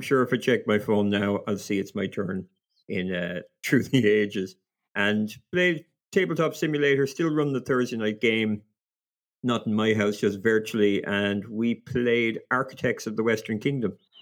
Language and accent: English; Ireland; being Irish